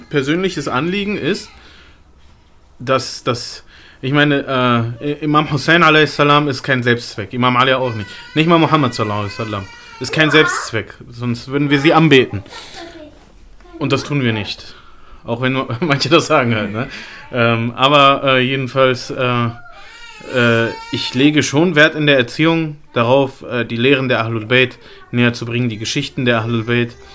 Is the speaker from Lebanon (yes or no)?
yes; Lebanon; Also gerade im Libanon, wo ich herkomme, jetzt, es gibt auch viele